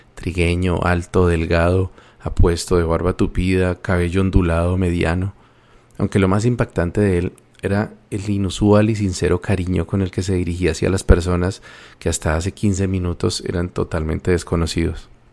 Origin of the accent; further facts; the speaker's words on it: Colombia; el catolicismo es la religión predominante en mi país